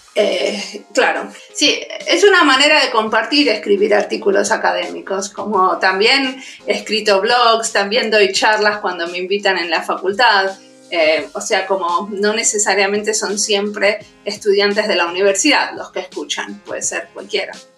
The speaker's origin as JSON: {"language": "Spanish", "country": "Argentina", "also_born_or_lived": "Buenos Aires", "accent": "Argentine", "moved": "as an adult", "lives_now": "Helsinki, Finland", "said": "primero estudié diseño industrial en la UBA, en Buenos Aires, soy argentina, y después eh, me vine a Finlandia"}